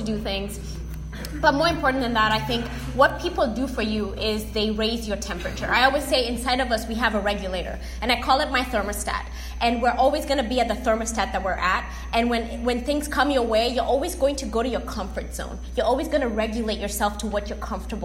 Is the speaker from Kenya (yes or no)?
yes; Kenya; moved away as an adult; also born or lived in Corpus Christi, Texas; now in Texas, United States; coming from Kenya as a Kenyan child, learning how to play golf, and then getting a golf scholarship at A&M Corpus Christi